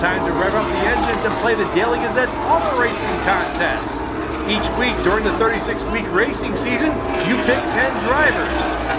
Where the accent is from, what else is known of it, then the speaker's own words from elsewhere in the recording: Philadelphia, Pennsylvania, United States; I'm a 20-something-year-old, a fresh face covering Hershey Bears, and you know, I loved hockey growing up in Philadelphia